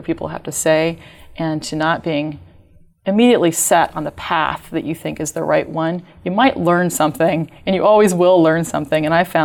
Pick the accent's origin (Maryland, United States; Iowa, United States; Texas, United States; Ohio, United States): Texas, United States; Dallas; moved away as an adult; also born or lived in Kansas City, Missouri / Idaho / Europe; now in Seattle, United States; I moved to Texas with my parents, and I grew up in the Dallas area